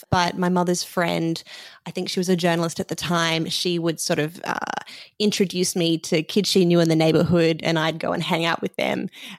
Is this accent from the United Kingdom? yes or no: no; Sydney, New South Wales, Australia; I'm from Sydney, Australia.